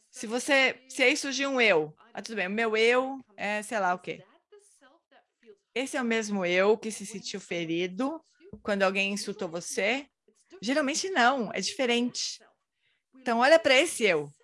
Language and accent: Portuguese; Brazil; Eu encontrei você três anos atrás em, em Dharamsala sou do Brasil.